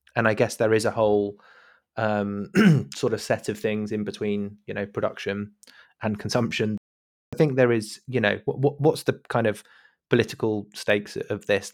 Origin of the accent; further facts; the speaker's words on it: United Kingdom; as a, as a British listener.